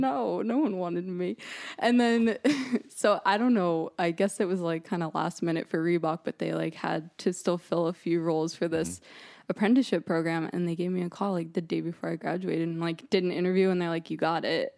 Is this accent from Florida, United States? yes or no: no; Monmouth County, New Jersey, United States; now in Boston, United States; I'm from New Jersey originally